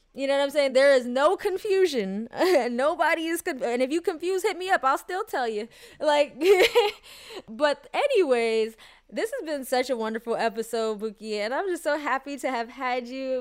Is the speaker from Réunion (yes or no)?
no; United States; even though I grew up in America and I do consider myself, like, Black American as well, I did have, uh, you know, a Jamaican upbringing